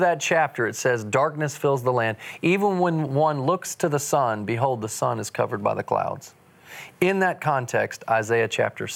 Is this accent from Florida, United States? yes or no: no; Dallas, Texas, United States; we grew up right here in Dallas, Texas